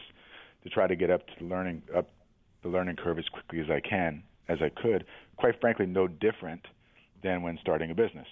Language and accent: English; New York City, New York, United States; I grew up in New York City